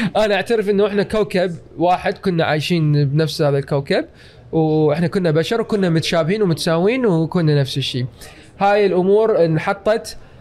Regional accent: Iraq; moved away; also born or lived in United States / Canada; وبما انه انا عراقي واحمد جواز عراقي

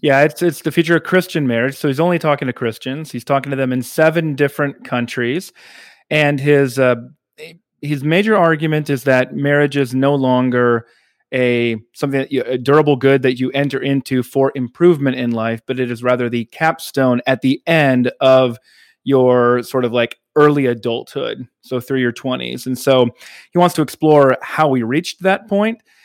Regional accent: the South, United States; I, living as a Southerner

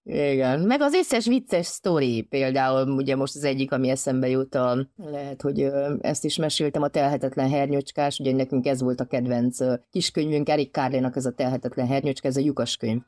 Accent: Transylvania, Romania; én erdélyi magyar vagyok

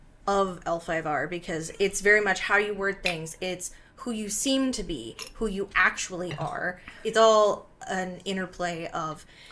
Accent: United States; because we're American, it's a very different point of view.

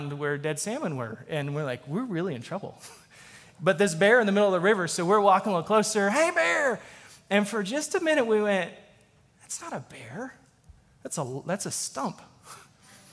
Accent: Alaska, United States; moved away as an adult; also born or lived in Texas; I grew up in Alaska

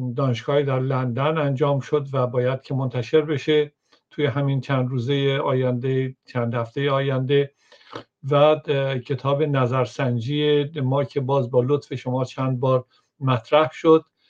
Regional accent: Iran; moved away; من به عنوان یک ایرانی

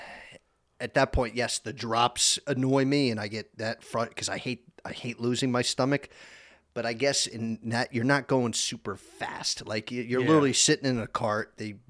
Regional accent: Summit, New Jersey, United States; born there; I was born in Overlook Hospital in Summit, New Jersey. So that's kind of like northern New Jersey.

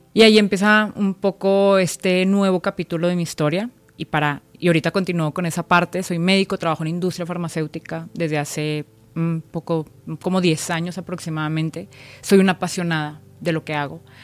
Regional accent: Monterrey, Nuevo León, Mexico; moved away as an adult; now in Mexico City, Mexico; soy una mujer regia, soy regia. Vivo en la Ciudad de México

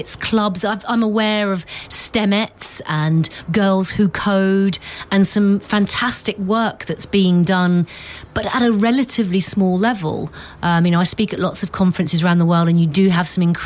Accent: London, United Kingdom; I was born in Tottenham on the 11th floor of a block of flats.

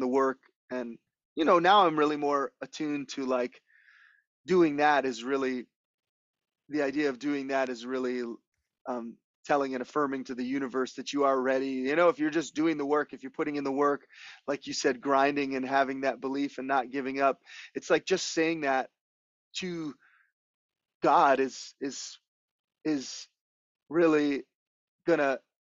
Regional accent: Hawaii, United States; moved away as an adult; also born or lived in Los Angeles; growing up in Hawaii your whole life

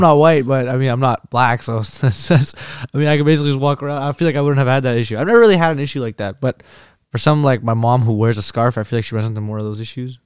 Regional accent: Iraq; moved away; I'm I'm Kurdish. I'm from Iraq, but I'm I'm Caucasian

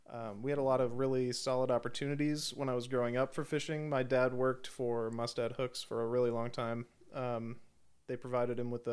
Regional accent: Washington, United States; Before that, I was born in Washington. That's where my parents are from.

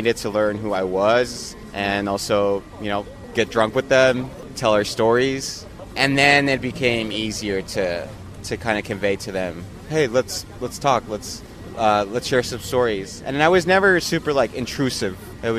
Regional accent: Mexico; Most of the time, I'm the first Mexican they meet.

